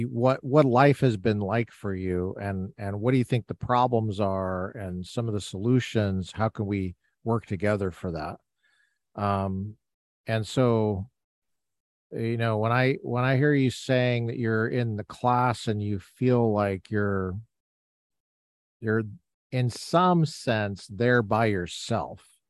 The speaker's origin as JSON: {"language": "English", "town": "Littleton", "region": "Colorado", "country": "United States", "tie": "born or raised there", "moved": "yes", "said": "I grew up in Colorado, Littleton, Colorado"}